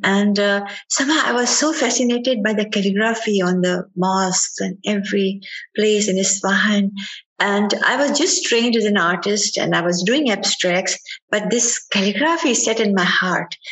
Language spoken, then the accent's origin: English; Ajmer, Rajasthan, India; now in United States; I was growing up in Ajmer, Ajmer is a city in Rajasthan